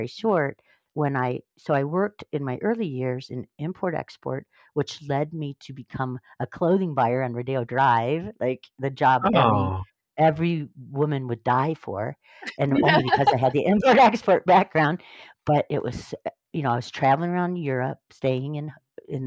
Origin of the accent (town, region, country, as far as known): Northern Ohio, United States; born or raised there; now in California, United States